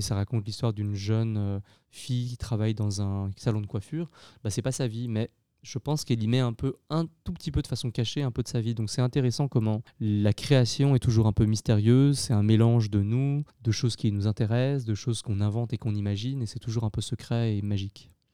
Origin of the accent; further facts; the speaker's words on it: Lyon, Auvergne-Rhône-Alpes, France; J'ai grandi à Lyon, euh, une grande ville en France